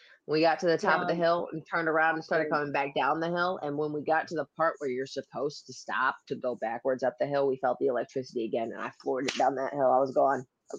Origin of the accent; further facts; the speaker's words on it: Elmira, New York, United States; I know exactly where that is because I grew up in Elmira.